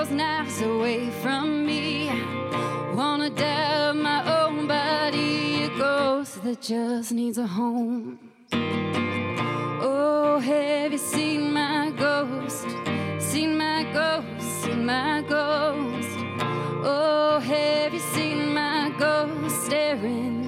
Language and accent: English; East Coast, Atlantic Canada, Canada; moved away; I'm from the East Coast